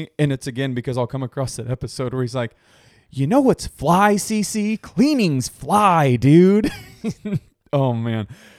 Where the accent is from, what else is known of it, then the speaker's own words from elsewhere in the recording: Long Island, New York, United States; I ain't from Manhattan, sir. I'm from Long Island.